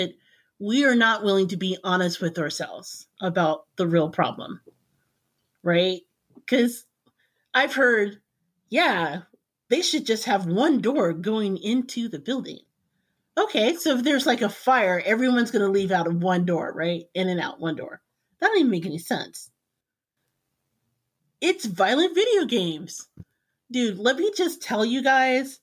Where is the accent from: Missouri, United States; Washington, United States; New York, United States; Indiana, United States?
Indiana, United States; I grew up in Indiana. In the heart of Indiana